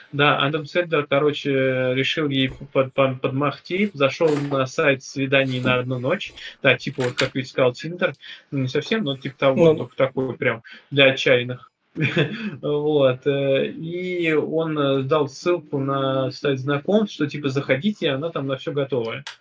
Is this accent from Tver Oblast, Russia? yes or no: no; Mordovia, Russia; Я чего? Я, я нифига, я Мордва.